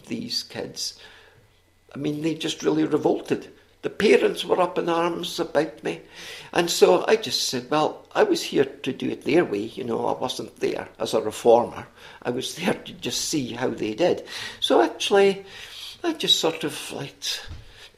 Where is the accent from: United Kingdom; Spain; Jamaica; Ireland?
United Kingdom; Scotland; accent: Scottish; also born or lived in Missoula, Montana; my Scottish accent was a sort of passport to so many places and people